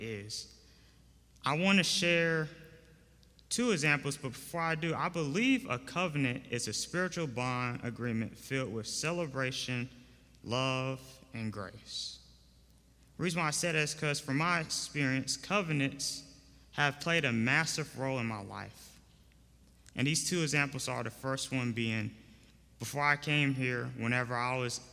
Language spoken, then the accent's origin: English; Raleigh, North Carolina, United States; I'm from Raleigh, North Carolina, a recent graduate of North Carolina Central University